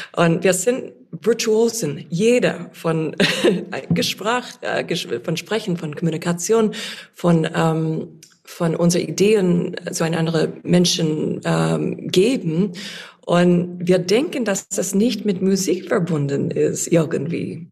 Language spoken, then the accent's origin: German; United States; accent: American; German is a second language; moved away; ich hoffe, dass mein amerikanischer Akzent nicht so stark ist